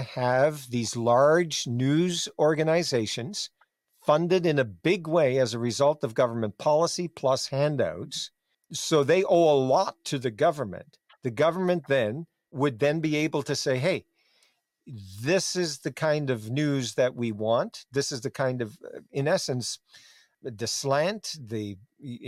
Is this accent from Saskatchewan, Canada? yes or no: no; Newfoundland and Labrador, Canada; growing up in Newfoundland